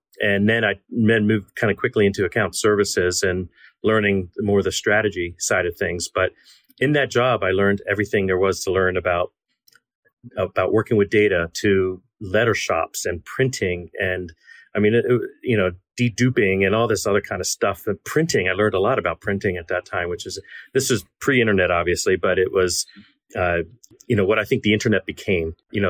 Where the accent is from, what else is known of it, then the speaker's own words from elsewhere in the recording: Baltimore, Maryland, United States; I am from Baltimore, Maryland, and where a lot of my family is from, not too far from your hometown of Lancaster.